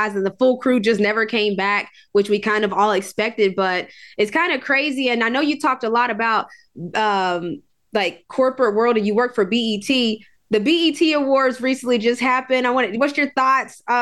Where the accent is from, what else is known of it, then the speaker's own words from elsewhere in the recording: West Virginia, United States; now in Atlanta, United States; I was born and raised in West Virginia. This is home now.